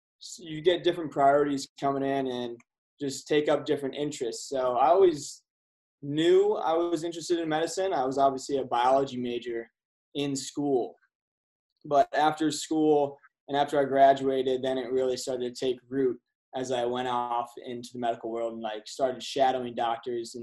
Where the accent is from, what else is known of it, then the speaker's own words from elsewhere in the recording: Central New York, United States; growing up in Central New York